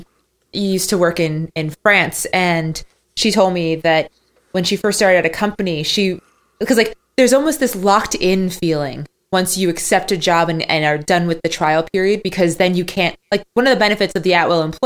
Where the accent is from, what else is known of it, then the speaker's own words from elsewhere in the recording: United States; I'm American